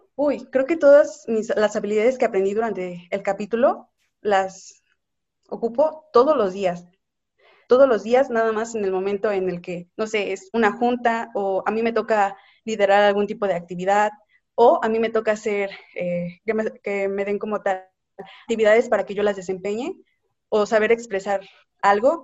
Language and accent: Spanish; Mexico; Como mexicanos somos muy buenos